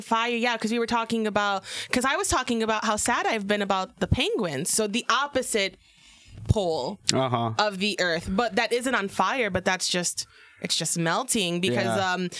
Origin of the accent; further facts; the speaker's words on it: Michigan, United States; I'm from Michigan